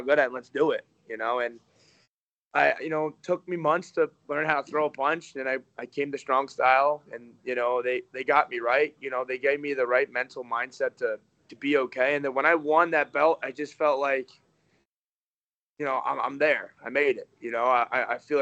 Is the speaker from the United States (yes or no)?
yes; Delaware, United States; moved away as an adult; now in Cleveland, United States; I grew up in Delaware. I grew up like 45 minutes out of Philly.